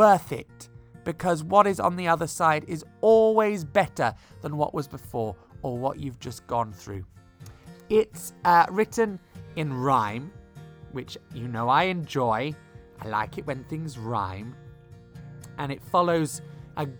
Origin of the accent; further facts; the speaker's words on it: Bristol, South West England, United Kingdom; growing up in Bristol, which is nearby